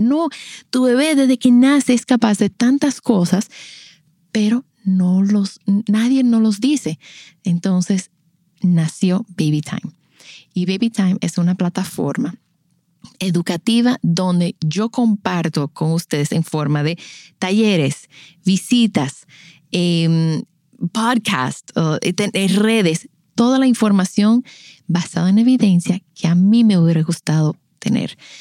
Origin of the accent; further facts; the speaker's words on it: La Romana, Dominican Republic; also born or lived in United States / Boston / Miami; yo crecí en La Romana. Eh, yo soy nacida en Estados Unidos, pero llegué a La Romana a los 10 años y ahí nos quedamos.